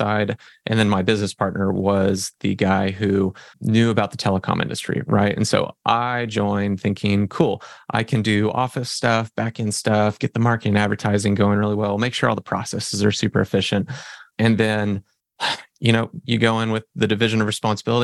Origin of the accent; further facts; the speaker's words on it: Fresno, California, United States; now in Oklahoma, United States; I'm originally from Fresno, California, grew up in a California ghetto and ended up moving over to Oklahoma